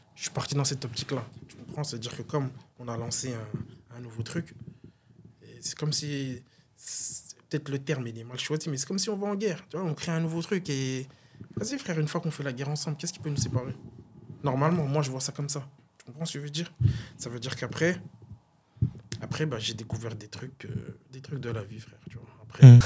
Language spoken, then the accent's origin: French; Vandœuvre-lès-Nancy, Grand Est, France; j'ai grandi à Dev